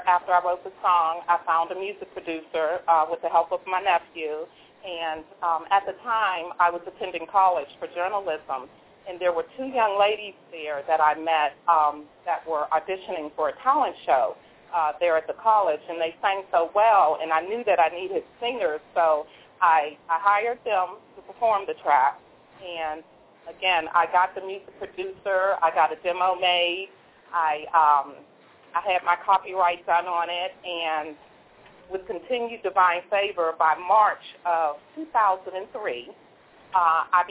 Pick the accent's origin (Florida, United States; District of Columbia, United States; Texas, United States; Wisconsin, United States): District of Columbia, United States; Washington; they asked me to come to Washington, D.C., which is my hometown, by the way, and enter the poetry contest.